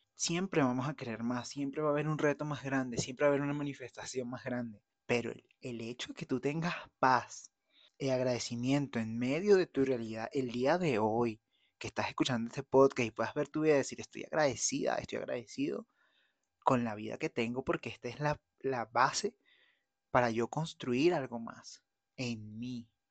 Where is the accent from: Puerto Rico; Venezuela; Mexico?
Venezuela; moved away; yo voy a ir a Venezuela a hacer una diligencia, voy a estar con mi familia